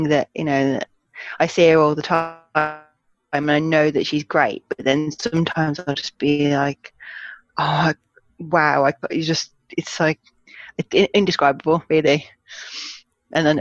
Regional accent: Black Country, West Midlands, United Kingdom; born or raised there; accent: Black Country; moved away as an adult; now in Birmingham, United Kingdom

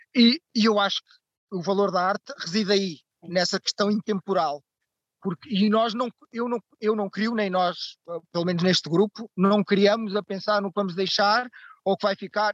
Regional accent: Barreiro, Setúbal, Portugal; now in Lisbon, Portugal; Eu sou natural do Barreiro, cidade pós-industrial

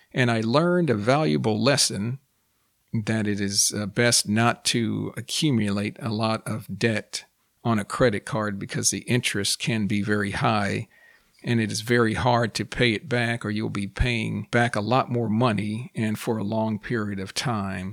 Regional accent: United States; first language English; I am a native English speaker, born and raised in the United States

